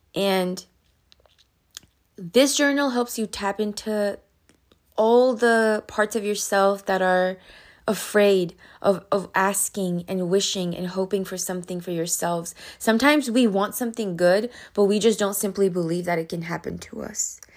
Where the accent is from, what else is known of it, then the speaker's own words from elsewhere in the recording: Pakistan; moved away; I'm from Pakistan, right? So, I remember in Pakistan, um, when I was, like, you know, four, five, six years old